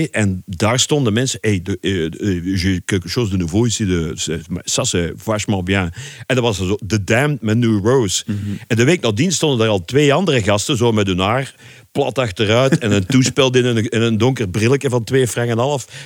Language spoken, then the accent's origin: Dutch; Leopoldsburg, Flanders, Belgium; moved away as an adult; Enfin, ik kwam uit Leopoldsburg om te studeren in Brussel. Mhm. Eind jaren zeventig.